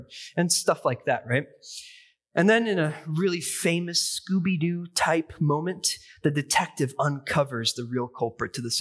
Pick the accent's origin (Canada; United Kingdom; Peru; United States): United States; Seattle, Washington; moved away; I grew up in Seattle